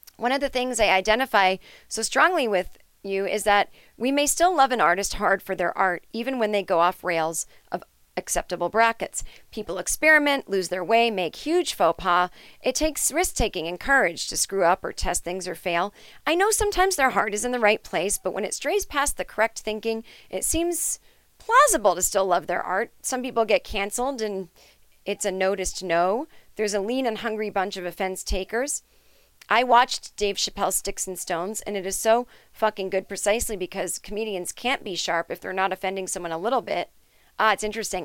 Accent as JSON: {"language": "English", "town": "Needham", "region": "Massachusetts", "country": "United States", "tie": "born or raised there", "said": "I grew up in Needham."}